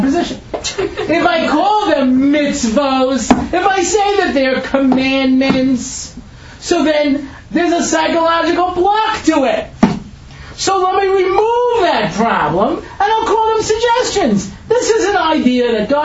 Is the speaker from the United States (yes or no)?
yes; New York, United States; I grew up in New York, you know, back in the 70s